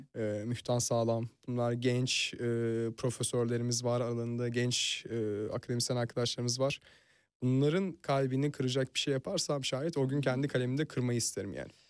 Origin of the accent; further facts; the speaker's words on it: Fethiye, Antalya, Turkey; now in Istanbul, Turkey; Yani Fethiye'liyim ve e, görece Türkiye'nin rahat şehirlerinde büyüdüm. Hmm. Yani e, Antalya'da geçti çocukluğum